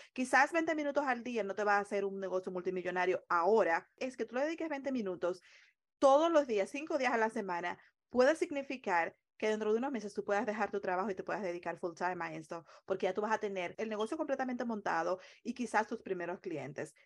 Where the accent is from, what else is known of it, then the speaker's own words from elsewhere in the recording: Dominican Republic; moved away as an adult; also born or lived in Long Island, New York, United States; now in United States; en la República Dominicana, de donde soy originariamente